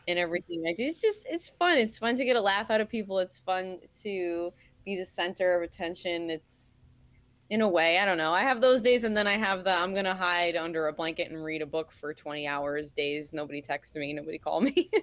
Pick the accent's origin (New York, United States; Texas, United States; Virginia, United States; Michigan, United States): New York, United States; moved away as an adult; now in Harrisburg, United States; I'm natively a New Yorker